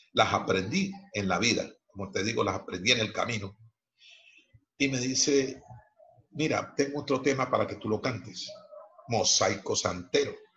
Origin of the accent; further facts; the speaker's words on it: Cali, Valle del Cauca, Colombia; padres chocuanos radicados en la ciudad de Cali, la ciudad donde yo nací